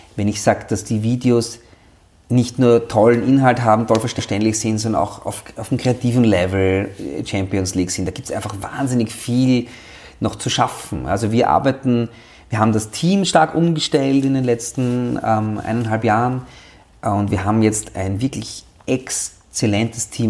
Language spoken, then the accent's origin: German; Austria; bei uns in Österreich